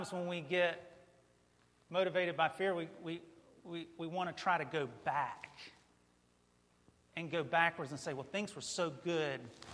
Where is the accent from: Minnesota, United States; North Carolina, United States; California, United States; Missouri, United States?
North Carolina, United States; near Mount Airy; I grew up not too far from Mayberry. Like, Mount Airy was right down the road, you know. And in my home state, we have a statue to Andy Griffith